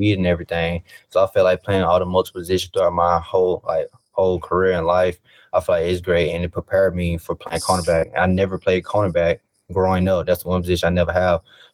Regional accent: Mobile, Alabama, United States; playing the Senior Bowl in my hometown, just watching it growing up as a little kid

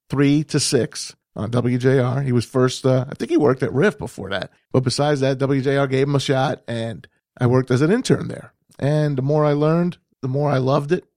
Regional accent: New Jersey, United States; moved away as an adult; now in Michigan, United States; I came from New Jersey, born and bra-, born and raised there, and came to Michigan

